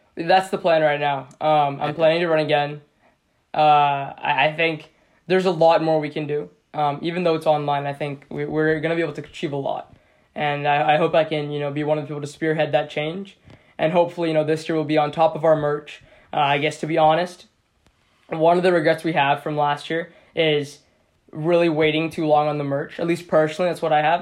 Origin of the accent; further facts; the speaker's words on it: Seattle, Washington, United States; I'm from Seattle, Washington as well